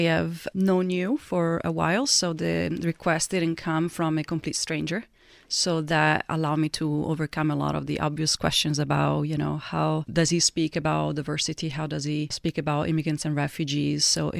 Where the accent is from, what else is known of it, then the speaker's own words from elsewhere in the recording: Italy; English is a second language; people would immediately ask me, oh, where are you from? You're from Italy.